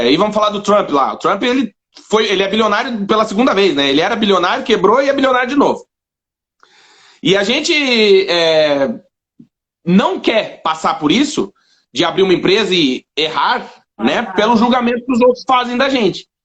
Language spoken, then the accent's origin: Portuguese; South Region, Brazil; É, imagina, eu sou do Sul, ele morava no é. Nordeste, a gente nunca ia se encontrar, provavelmente.